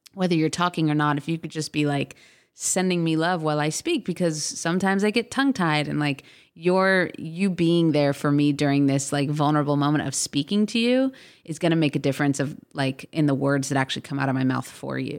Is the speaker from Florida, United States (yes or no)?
yes; South Florida, United States; also born or lived in Boise, Idaho; now in Los Angeles, United States; I grew up in South Florida